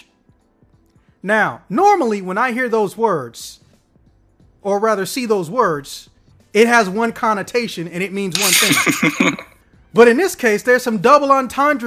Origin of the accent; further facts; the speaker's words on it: Illinois, United States; I'm from Illinois